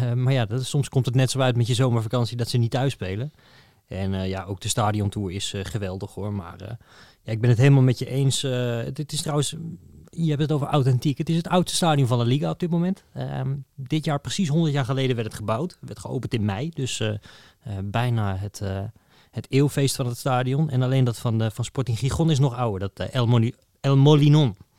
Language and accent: Dutch; Netherlands; als Nederlander